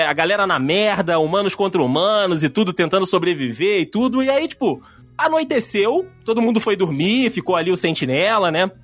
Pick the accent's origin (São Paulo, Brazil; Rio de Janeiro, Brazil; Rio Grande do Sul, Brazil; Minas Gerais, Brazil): Rio de Janeiro, Brazil; Rio; eu sou do Rio.